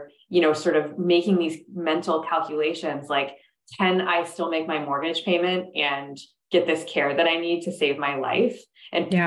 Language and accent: English; Minnesota, United States; Minnesota, my home state